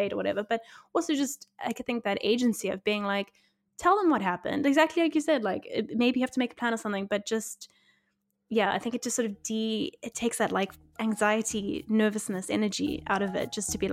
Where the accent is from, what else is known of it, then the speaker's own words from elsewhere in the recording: South Africa; now in United Kingdom; I'm not from here, I'm from South Africa